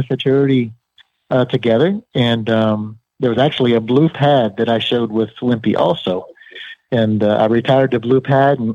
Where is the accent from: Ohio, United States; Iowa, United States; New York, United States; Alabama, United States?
Ohio, United States; growing up in Ohio, as a young boy